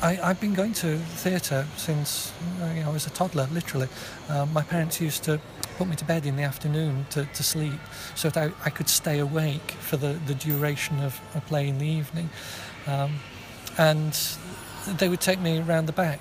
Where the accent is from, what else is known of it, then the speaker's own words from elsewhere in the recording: Yorkshire and the Humber, United Kingdom; moved away as an adult; also born or lived in Manchester; I come from Yorkshire, so Manchester wasn't too far away.